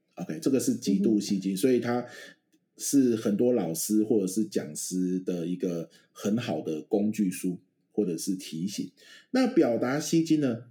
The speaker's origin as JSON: {"language": "Chinese", "region": "Pingtung County", "country": "Taiwan", "tie": "born or raised there", "moved": "yes", "said": "我们嗯老家在屏东嘛，晚上很多蚊子的乡下地方"}